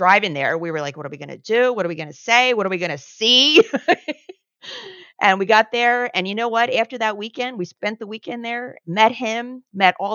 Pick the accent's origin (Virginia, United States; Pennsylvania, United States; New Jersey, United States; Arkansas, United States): New Jersey, United States; Cherry Hill; moved away; also born or lived in San Diego; I'm from South Jersey, which is like 10 minutes from Philly